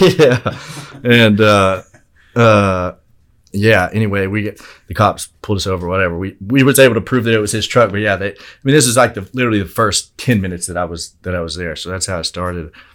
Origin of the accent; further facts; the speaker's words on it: Altus, Oklahoma, United States; I'm from Altus originally